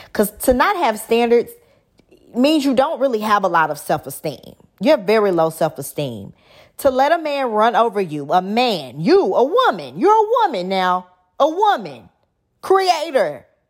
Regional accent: Dallas, Texas, United States; I'm from Dallas

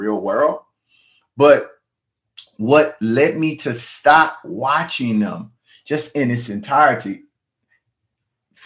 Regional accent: Baton Rouge, Louisiana, United States; I'm from Baton Rouge, Louisiana

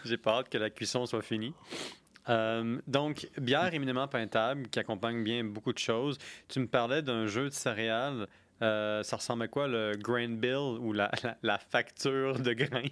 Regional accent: Quebec City, Quebec, Canada; also born or lived in Pont-Rouge; je viens de la ville de Québec

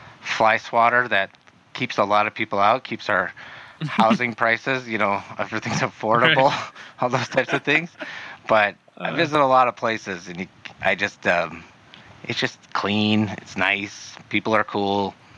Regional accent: South Dakota, United States; moved away as an adult; now in Arizona, United States; South Dakota, military.

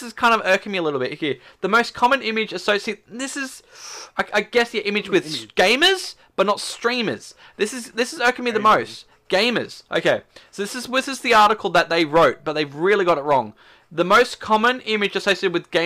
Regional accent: Australia; as an Aussie.

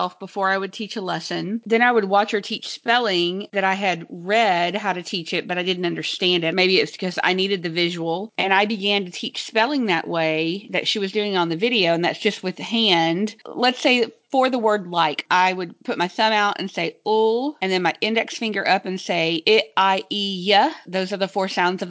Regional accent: Texas, United States; Being a Texan, I knew that my phonograms were a little bit drawn out and some had some big diphthongs in them.

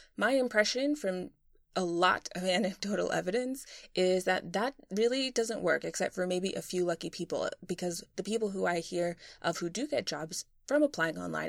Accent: Boston, Massachusetts, United States; moved away as an adult; also born or lived in London; I'm from Boston originally

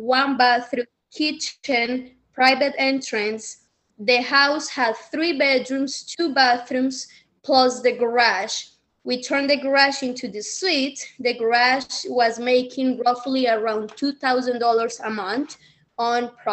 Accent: Medellín, Antioquia, Colombia; English is a second language; moved away as an adult; now in United States; I'm from Medellin, very humble beginnings, and I was seeking the American dream. So came here with nothing, didn't know English

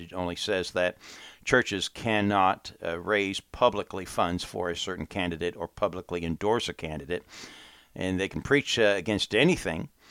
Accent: United States; come back to my home country and warn my countrymen

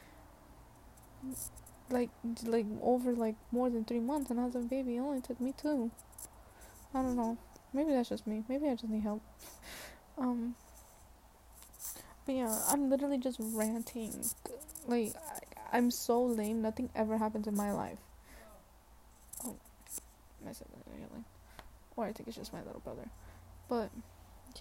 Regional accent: Atlanta, Georgia, United States; I am from Atlanta. I was born at Atlanta Medical Center

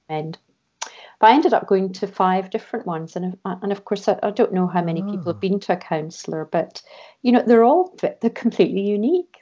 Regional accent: Scotland, United Kingdom; moved away as an adult; also born or lived in London; I was brought up in Scotland

